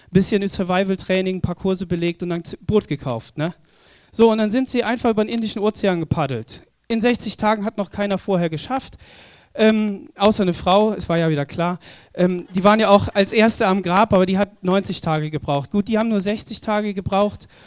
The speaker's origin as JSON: {"language": "German", "region": "Southern Germany", "country": "Germany", "said": "Wir als Süddeutsche, ne? nördliche Südländer, wir haben doch gar keine Ahnung von der Brandung."}